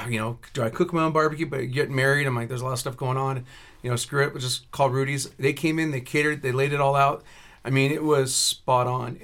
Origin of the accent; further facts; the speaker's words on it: Texas, United States; now in Colorado, United States; We're from Texas and Wyoming